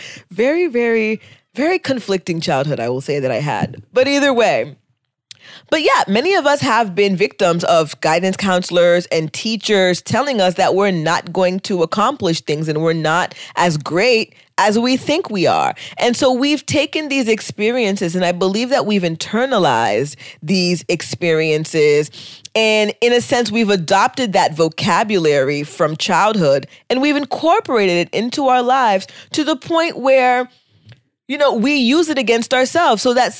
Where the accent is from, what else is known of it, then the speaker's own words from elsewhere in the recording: United States; For me, you know, the other thing about being Haitian American is that our parents